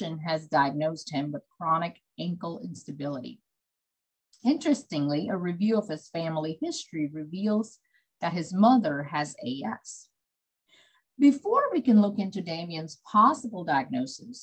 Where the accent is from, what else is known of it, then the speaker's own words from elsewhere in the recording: Beaumont, Texas, United States; a rheumatology specialist in Beaumont, Texas